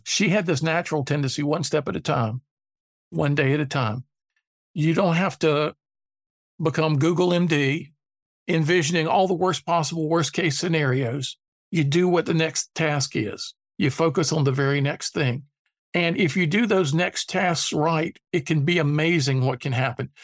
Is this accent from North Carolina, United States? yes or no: yes; Durham, North Carolina, United States; growing up in Durham, North Carolina